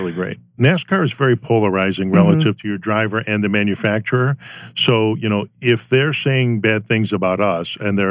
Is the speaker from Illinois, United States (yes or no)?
yes; Chicago, Illinois, United States; I was raised in Chicago in the city